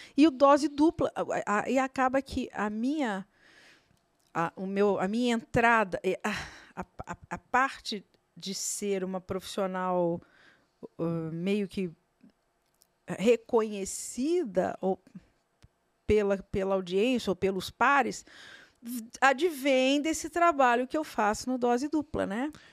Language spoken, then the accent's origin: Portuguese; Brazil; você como brasileiro